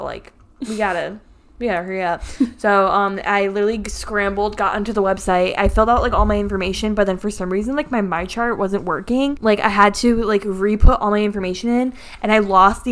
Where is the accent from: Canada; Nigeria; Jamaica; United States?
United States; Connecticut; we're from Connecticut in the United States